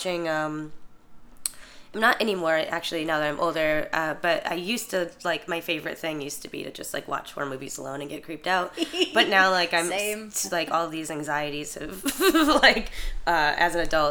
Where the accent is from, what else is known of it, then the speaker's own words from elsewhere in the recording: Chicago, Illinois, United States; I'm from Chicago.